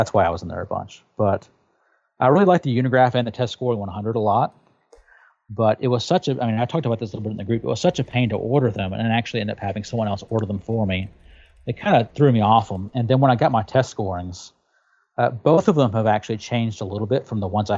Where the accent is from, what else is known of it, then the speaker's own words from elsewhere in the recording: Tennessee, United States; moved away; I'm from Tennessee originally